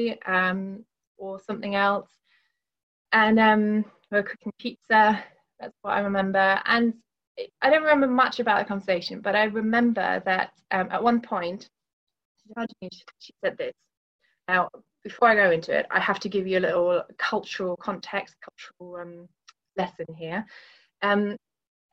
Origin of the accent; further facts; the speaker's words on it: Northern Germany, Germany; moved away as an adult; now in Milton Keynes, United Kingdom; I grew up in Germany. My family is in Germany. I moved over to the UK when I was 18